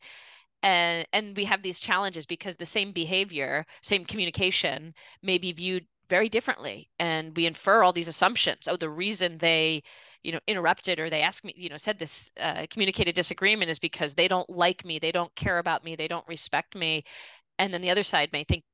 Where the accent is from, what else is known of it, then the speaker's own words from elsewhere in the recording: Philadelphia, Pennsylvania, United States; I grew up in the Philadelphia area, a Jewish family